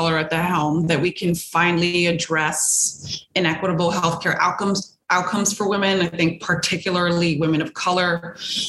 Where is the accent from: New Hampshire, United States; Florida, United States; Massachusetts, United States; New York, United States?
New York, United States; New York City; I grew up on Stanton Street